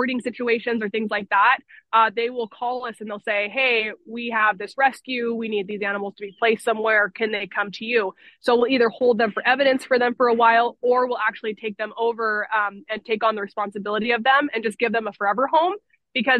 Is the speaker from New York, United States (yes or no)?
no; Anacortes, Washington, United States; I've been here my whole life in Anacortes